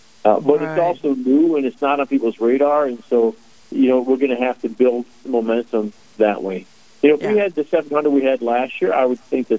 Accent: Chicago, Illinois, United States; now in North Dakota, United States; I'm a Chicago Bears fan. I'm from the South Side of Chicago.

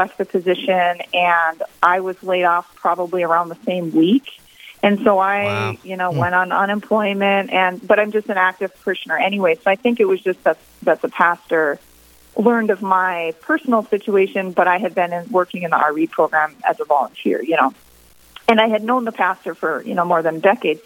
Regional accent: East Grand Forks, Minnesota, United States; also born or lived in Mankato, Minnesota; move to my hometown here of East Grand Forks in 2008

